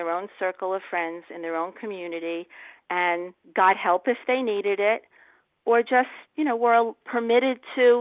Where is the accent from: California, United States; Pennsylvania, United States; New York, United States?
New York, United States; I'm from New York